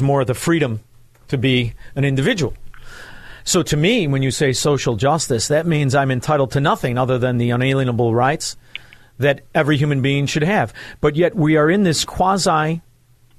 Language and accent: English; Chicago, Illinois, United States; moved away; I'm originally from Chicago, Illinois